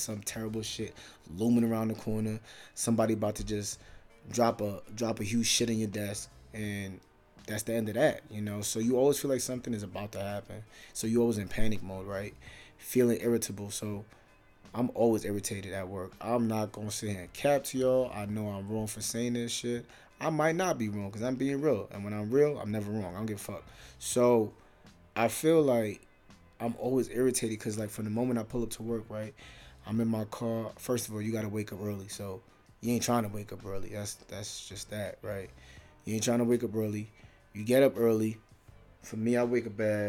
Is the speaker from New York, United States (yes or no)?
yes; New York, United States; moved away as an adult; now in South Dakota, United States; I'm from New York